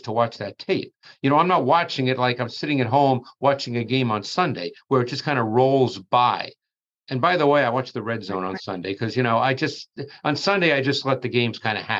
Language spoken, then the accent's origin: English; New York City, New York, United States; I grew up in Queens in New York